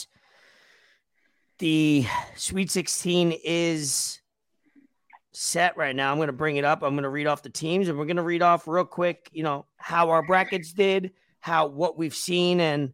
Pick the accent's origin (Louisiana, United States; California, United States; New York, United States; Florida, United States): New York, United States; New York City; I'm from Staten Island